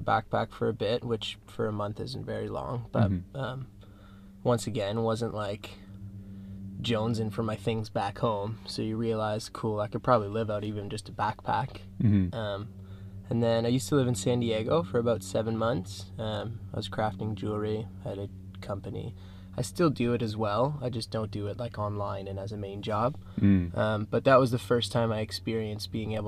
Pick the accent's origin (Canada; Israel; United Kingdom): Canada; moved away as an adult; also born or lived in California; I'm from the Central East Coast near Gatineau, Ottawa originally